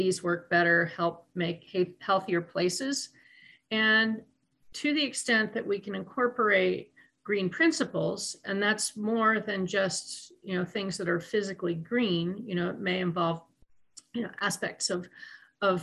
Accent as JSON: {"language": "English", "region": "Vermont", "country": "United States", "tie": "born or raised there", "moved": "yes", "lives_now": "Brooklyn, United States", "said": "rural places like where I grew up in Vermont"}